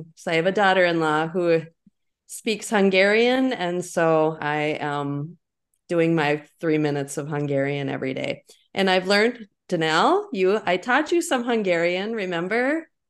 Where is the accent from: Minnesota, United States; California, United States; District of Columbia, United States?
Minnesota, United States; Sauk Rapids; My hometown is Sauk Rapids, which is a little bit bigger than Hitterdal.